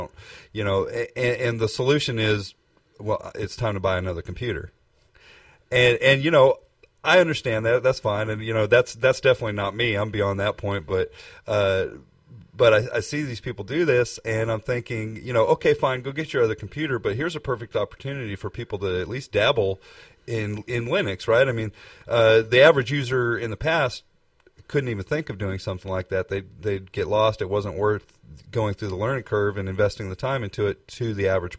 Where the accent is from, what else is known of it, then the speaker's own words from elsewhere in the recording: Texas, United States; we're from Texas